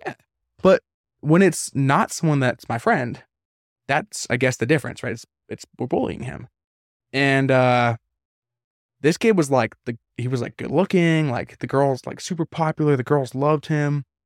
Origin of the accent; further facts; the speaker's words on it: Vancouver, British Columbia, Canada; moved away; I'm from Canada, you know I'm from Vancouver